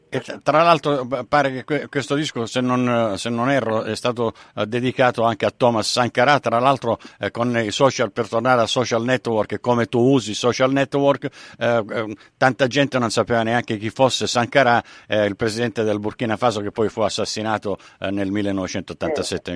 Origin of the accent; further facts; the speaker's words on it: Sicily, Italy; essendo, eh, del sud, eh, sono, sono siciliano